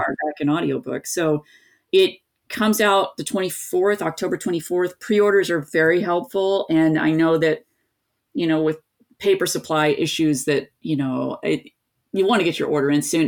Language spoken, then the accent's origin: English; East Tennessee, United States; I grew up in East Tennessee